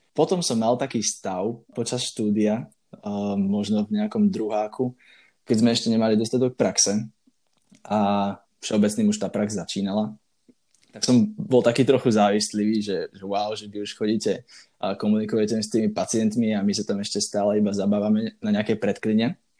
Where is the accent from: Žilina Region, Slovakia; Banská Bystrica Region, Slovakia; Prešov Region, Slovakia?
Banská Bystrica Region, Slovakia; Banská Bystrica; also born or lived in Bratislava; som z Banskej Bystrice, a dookola tu máme dostatočne veľa kopcov